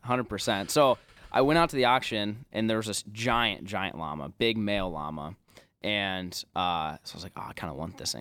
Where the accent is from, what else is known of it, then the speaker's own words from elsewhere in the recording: Omaha, Nebraska, United States; growing up in Omaha